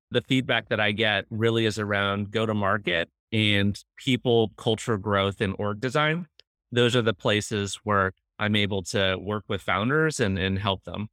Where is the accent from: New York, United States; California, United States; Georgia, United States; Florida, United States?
California, United States; Cupertino; moved away; growing up in the Valley